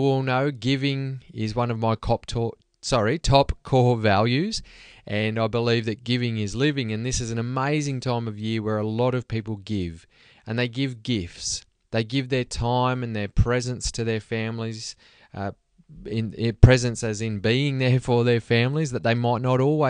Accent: Australia; now in Sweden; growing up in Australia

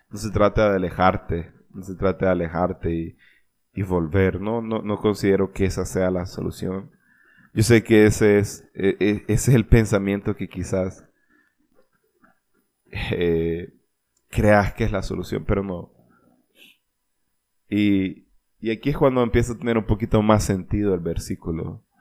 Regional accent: Olancho, Honduras; más que todo de donde yo soy en Olancho se dice, lo he escuchado mucho y es que pues al menos seguimos respirando.

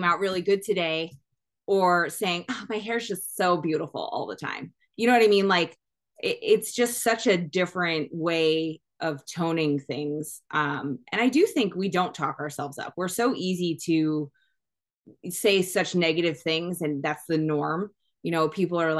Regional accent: New York, United States; now in Arizona, United States; I'm very East Coast. I'm from New York

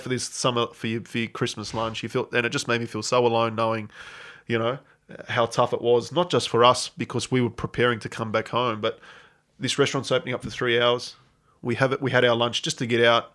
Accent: Australia; moved away as an adult; also born or lived in Adelaide / Barcelona; I'm this Australian coach

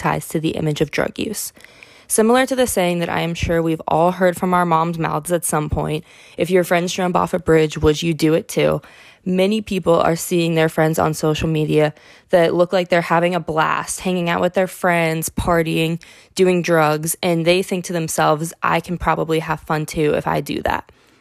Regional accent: Pickerington, Ohio, United States; my hometown of Pickerington, Ohio

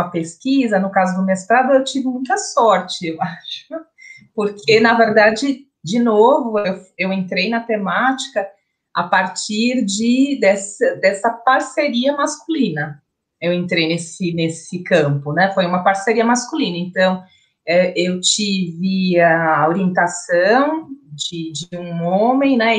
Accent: São Paulo, Brazil; nós, somos de São Paulo

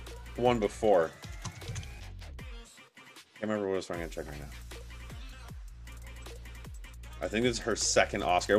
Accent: Canada; we're Canadian

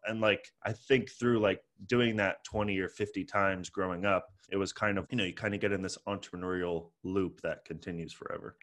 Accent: San Francisco, California, United States; also born or lived in Toronto, Canada; born in Toronto and grew up in San Francisco, I moved here when I was five

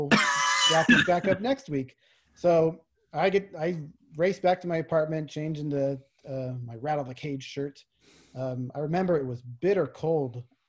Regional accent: Spokane, Washington, United States; Growing up in Spokane, Gonzaga is everything here.

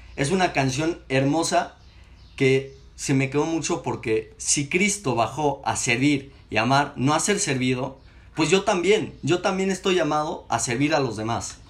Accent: Mexico City, Mexico; now in Saltillo, Mexico; tengo 19 años y soy capitalino.

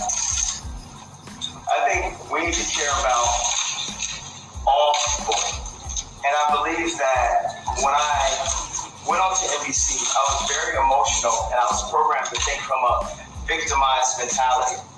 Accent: Chicago, Illinois, United States; my hometown of Chicago

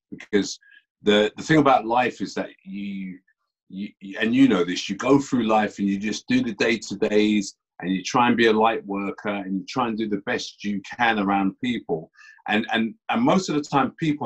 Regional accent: London, United Kingdom; I was born and bred in Tottenham. Born and bred in Tottenham.

